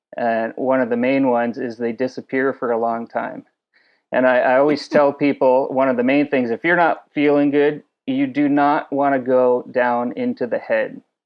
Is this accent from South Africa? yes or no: no; New England, United States; moved away as an adult; also born or lived in Alaska / Key West; now in Hawaii, United States; I grew up in New England fishing inshore striped bass